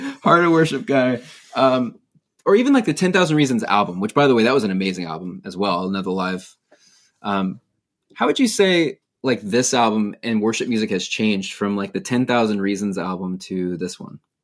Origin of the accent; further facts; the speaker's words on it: San Diego, California, United States; I grew up in San Diego as a vineyard pastor's kid